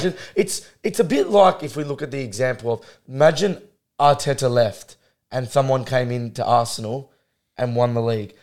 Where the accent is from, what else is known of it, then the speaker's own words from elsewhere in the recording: Australia; we're Australian